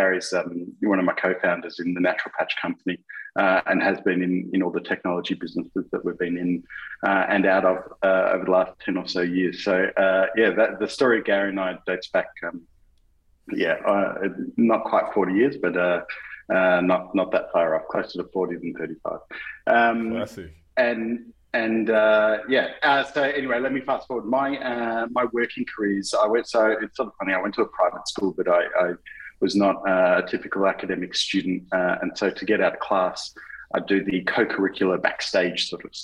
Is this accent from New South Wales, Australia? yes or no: no; Melbourne, Victoria, Australia; I'm from Melbourne, born and bred, still live here in Melbourne